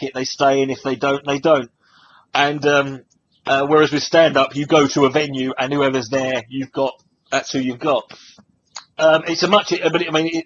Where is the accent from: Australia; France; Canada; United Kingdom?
United Kingdom; I grew up in Britain